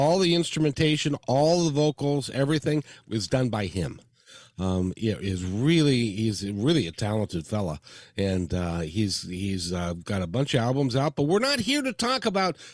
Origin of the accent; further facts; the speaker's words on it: Seattle, Washington, United States; I'm from Seattle, and English is my second language